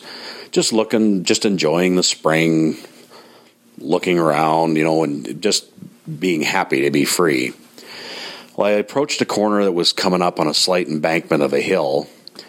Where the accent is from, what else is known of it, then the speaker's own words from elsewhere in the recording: Grande Prairie, Alberta, Canada; where I grew up in Grand Prairie, Alberta